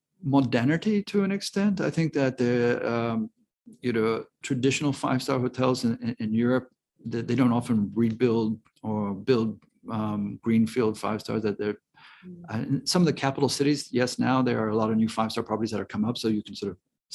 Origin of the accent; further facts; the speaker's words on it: Hong Kong; also born or lived in Philippines; I grew up in Hong Kong and the Philippines.